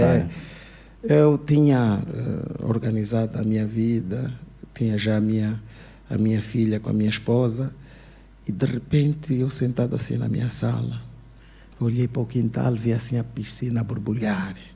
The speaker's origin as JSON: {"language": "Portuguese", "town": "Luanda", "region": "Luanda Province", "country": "Angola", "tie": "born or raised there", "also_born_or_lived": "Portugal", "moved": "as an adult", "said": "eu nasci no Cazenga, uhum. cresci numa casa de pau a pique, yeah. depois saí do Cazenga"}